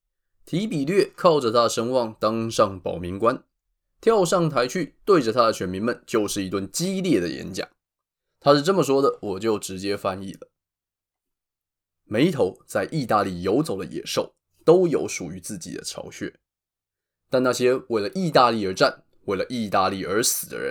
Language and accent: Chinese; Taiwan; 身为台湾人，一定知道最容易出事情就是投票日当天。